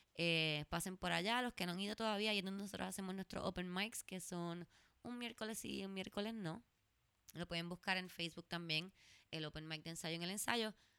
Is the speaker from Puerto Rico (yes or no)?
yes; San Juan, Puerto Rico; Yo soy de San Juan